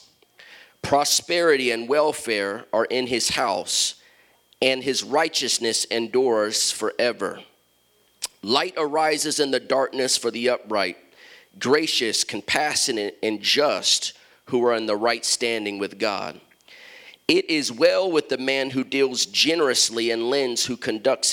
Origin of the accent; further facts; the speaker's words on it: Columbus, Ohio, United States; moved away; also born or lived in Chicago, Illinois / Washington, D.C.; I'm from Columbus, Ohio, grew up in Columbus